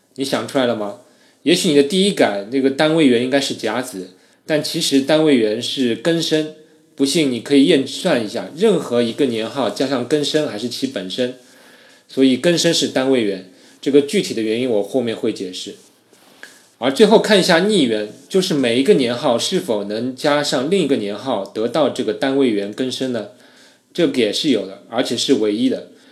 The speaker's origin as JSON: {"language": "Chinese", "country": "China", "said": "我们中国人的祖先留给了我们一些群的鲜活的例子"}